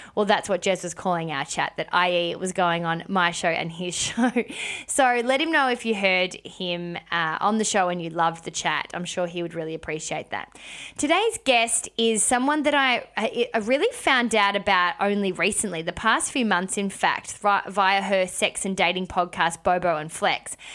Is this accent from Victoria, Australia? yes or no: yes; Melbourne, Victoria, Australia; moved away; I went to went to Melbourne town, which is my hometown